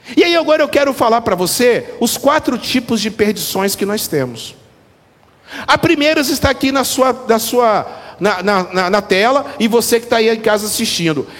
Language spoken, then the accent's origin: Portuguese; Brazil; eu sou brasileiro